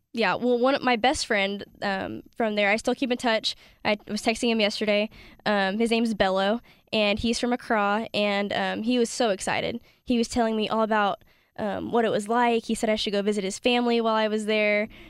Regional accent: California, United States; I grew up playing soccer in California with about a dozen or so Ghanaian boys

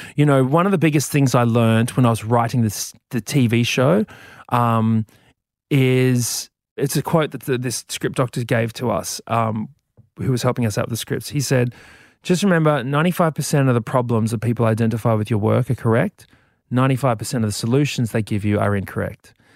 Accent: Brisbane, Queensland, Australia

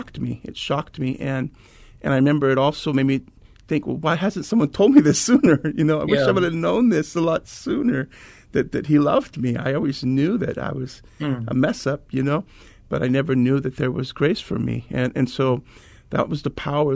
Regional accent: Anaheim, California, United States; now in Mesa, United States; moved to Southern California at a very young age, and was raised in Anaheim.

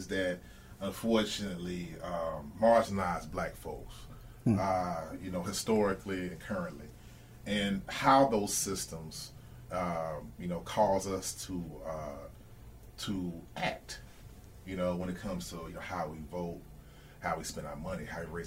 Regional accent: Atlanta, Georgia, United States; I'm from the Atlanta area

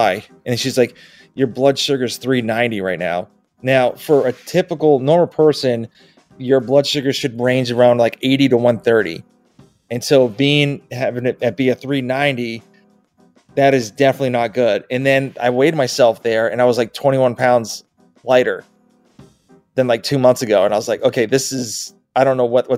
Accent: Massachusetts, United States; moved away as an adult; now in Georgia, United States; I'm originally from Massachusetts.

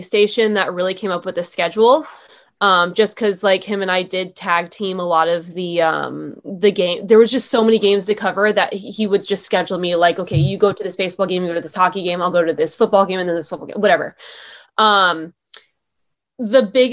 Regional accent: San Diego, California, United States; moved away as an adult; also born or lived in Duluth, Minnesota; I'm from San Diego.

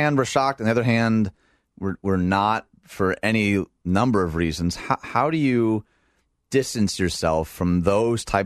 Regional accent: Dearborn, Michigan, United States; I grew up in Dearborn, Michigan

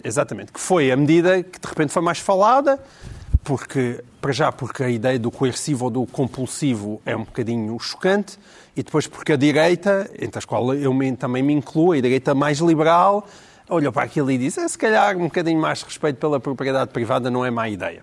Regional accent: Portalegre, Alentejo, Portugal; Eu sou de Porto Alegre

